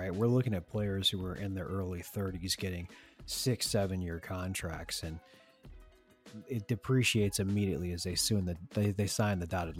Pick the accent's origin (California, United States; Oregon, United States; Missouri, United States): Missouri, United States; St. Louis; I'm from St. Louis, too